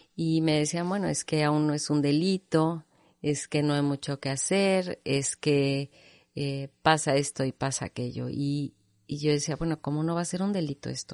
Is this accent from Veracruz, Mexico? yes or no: no; Monterrey, Nuevo León, Mexico; yo nací en Monterrey